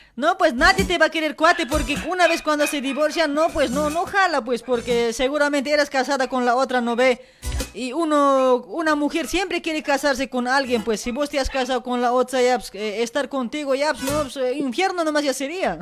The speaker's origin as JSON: {"language": "Spanish", "town": "Luribay", "region": "La Paz", "country": "Bolivia", "tie": "born or raised there", "moved": "yes", "lives_now": "Buenos Aires, Argentina", "said": "para mi pueblito de Asamo, para Luribay"}